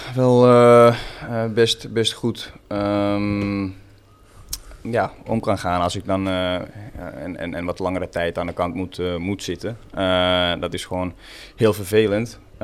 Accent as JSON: {"language": "Dutch", "town": "Porvoo", "region": "Uusimaa", "country": "Finland", "first_language": "Swedish", "second_language": "Dutch", "moved": "yes", "lives_now": "Netherlands", "said": "Porvo, waar ik vandaan kom, eh, ligt eh, ongeveer een eh, ja, half uurtje, 40 minuutjes van, van Helsinki"}